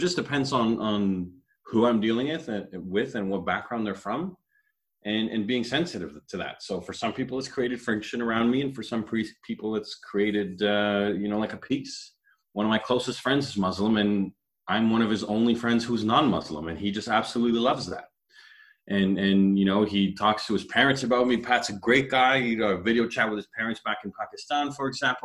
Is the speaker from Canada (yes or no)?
yes; Toronto, Ontario, Canada; I grew up in Toronto